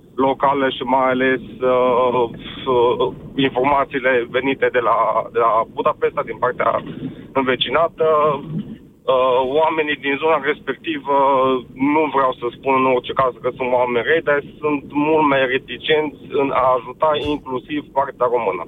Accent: Târgu Mureș, Mureș County, Romania; moved away as an adult; now in Ploiești, Romania; eu de, de loc sunt din Târgu Mureș

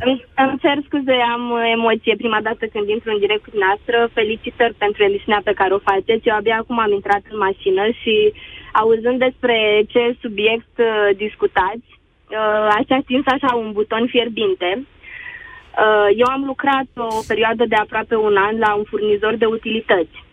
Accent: Brașov, Brașov County, Romania; Din Brașov.

